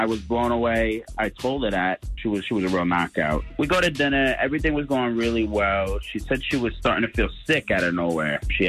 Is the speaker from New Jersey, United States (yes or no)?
yes; New Jersey, United States; also born or lived in Jacksonville, Florida; now in Middleburg, United States; I'm from Jersey